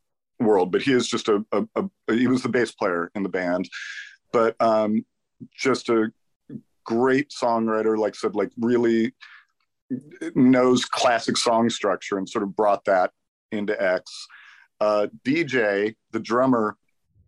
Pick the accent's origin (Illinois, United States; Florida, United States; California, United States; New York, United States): California, United States; Los Angeles; I grew up in the Valley